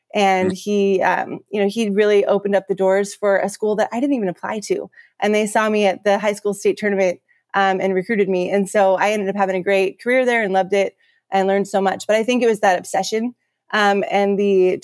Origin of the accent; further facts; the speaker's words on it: Pacific Northwest, west side of Washington State, United States; I'm from the Pacific Northwest and, on the west side of Washington State